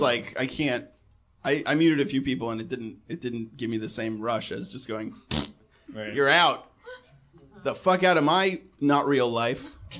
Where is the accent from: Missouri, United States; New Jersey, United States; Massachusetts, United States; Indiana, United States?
Massachusetts, United States; Boston; I was from Boston